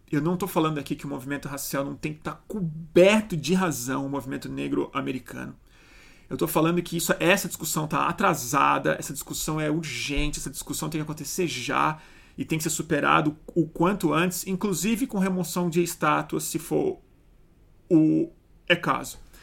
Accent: Brazil

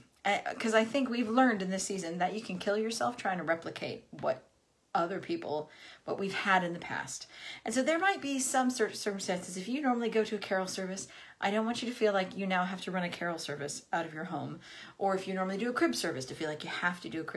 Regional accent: United States; moved away as an adult; I am American. I lived in this country for 18 years now

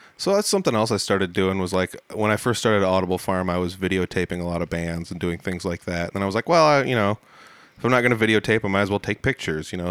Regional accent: Humboldt, Iowa, United States; there used to be a bottling factory here in my hometown

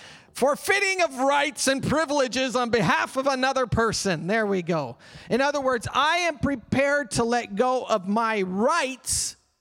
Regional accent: Canada; Because I have rights. I'm a Canadian citizen. I have rights.

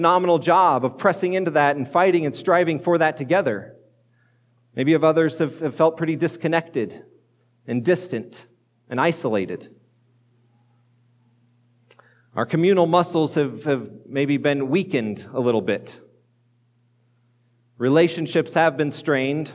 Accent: Colorado, United States; moved away as an adult; also born or lived in northeastern Pennsylvania; now in Fort Collins, United States; I grew up in Colorado

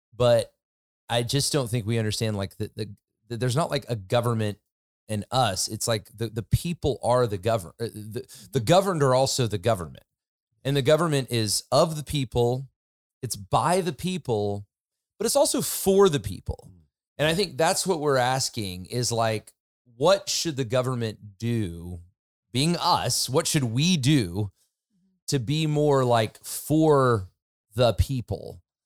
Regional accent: United States; I'm an American

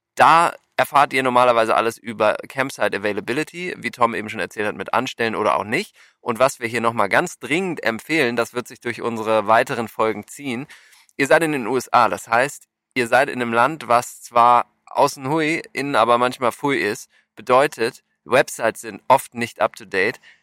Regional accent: Germany; now in United States; wir als Deutsche

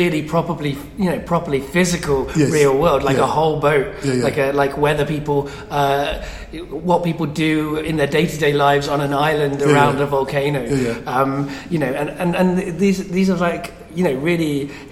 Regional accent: Coventry, West Midlands, United Kingdom; moved away; some of my childhood I lived in Coventry

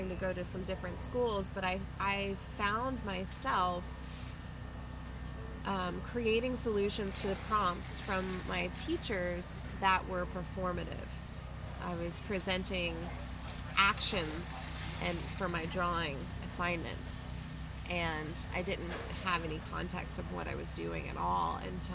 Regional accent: Tennessee, United States; I grew up in the South. I grew up in Tennessee

